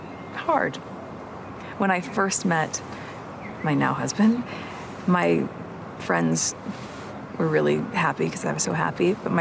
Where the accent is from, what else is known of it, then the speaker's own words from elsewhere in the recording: United States; I'm American, we don't have that there.